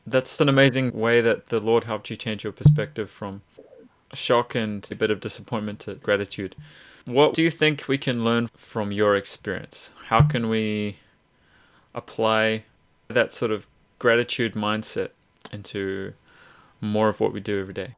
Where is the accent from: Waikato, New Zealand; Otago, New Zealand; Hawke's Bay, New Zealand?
Waikato, New Zealand; Hamilton; We're both grown up most of our, our lives in, in Hamilton